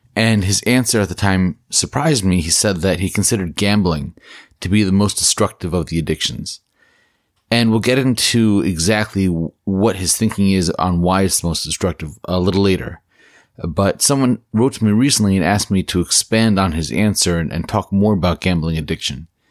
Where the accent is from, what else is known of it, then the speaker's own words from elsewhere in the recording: New Jersey, United States; In my home state of New Jersey